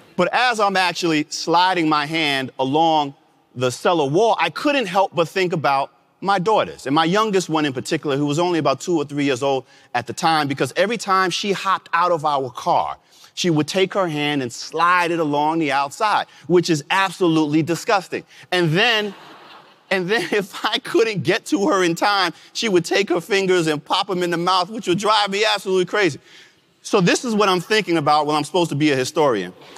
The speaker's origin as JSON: {"language": "English", "region": "New York", "country": "United States", "tie": "born or raised there", "said": "my home state of New York"}